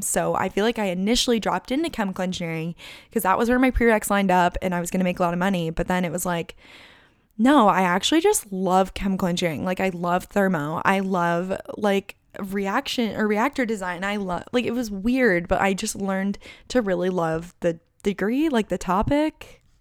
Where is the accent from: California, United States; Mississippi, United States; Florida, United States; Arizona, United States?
Arizona, United States; Chandler; moved away as an adult; also born or lived in Tucson, Arizona / Boulder, Colorado; I don't really wanna live in my hometown